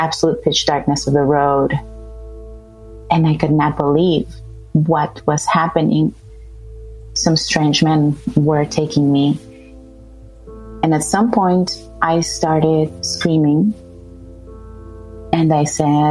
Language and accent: English; El Salvador; moved away as an adult; also born or lived in Florida; I grew up in El Salvador